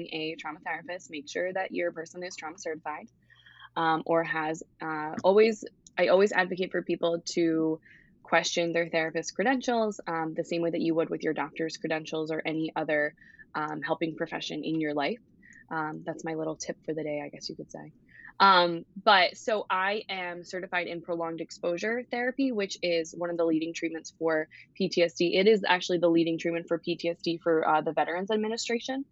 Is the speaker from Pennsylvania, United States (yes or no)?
yes; Philadelphia, Pennsylvania, United States; also born or lived in Scranton; I am originally from the Philadelphia area